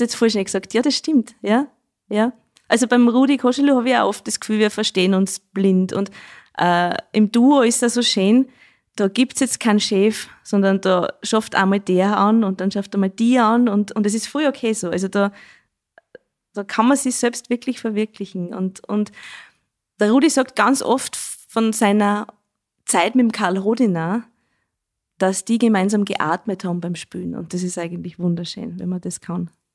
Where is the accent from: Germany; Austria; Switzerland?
Austria; Schneeberg, Lower Austria; Das sag ich als gebürtige Schneebergerin nicht, weil bei uns sagt man ja Dudeln zum Jodeln